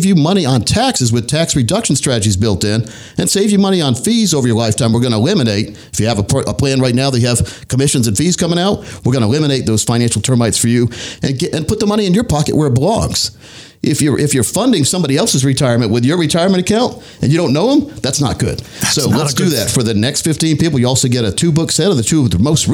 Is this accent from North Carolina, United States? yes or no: yes; Scotland County, North Carolina, United States; I used to have a garden growing up in Scotland County, North Carolina